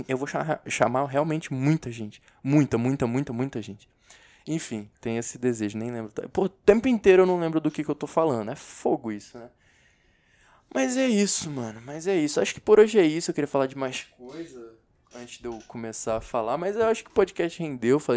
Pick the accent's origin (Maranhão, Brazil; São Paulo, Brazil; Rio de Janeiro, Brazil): Rio de Janeiro, Brazil; accent: carioca; um tempo no Rio, meu carioquês fica muito forte. Agora, se eu ficar muito tempo só com brasiliense, meu sotaque de carioquês vai, vai dando uma sumida.